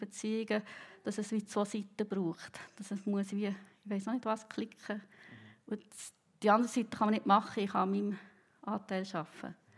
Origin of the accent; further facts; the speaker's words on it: Bern, Switzerland; moved away as an adult; now in Riehen, Switzerland; Ich bin im Kanton Bern aufgewachsen, aber seit etwa 20 Jahren in der Region Basel wohnhaft